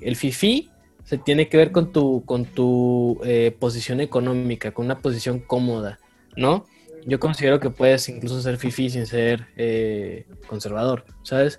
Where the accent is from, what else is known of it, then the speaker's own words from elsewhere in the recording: Ciudad Juárez, Chihuahua, Mexico; yo soy de Ciudad Juárez